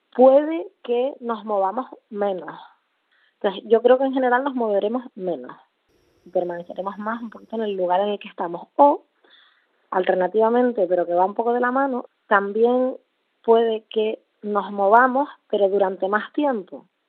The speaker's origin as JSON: {"language": "Spanish", "town": "Puerto de la Cruz", "region": "Canary Islands", "country": "Spain", "tie": "born or raised there", "also_born_or_lived": "Barcelona / Berlin", "moved": "as an adult", "said": "soy eh, canaria, concretamente de Tenerife, donde eh, crecí y donde vivo ahora."}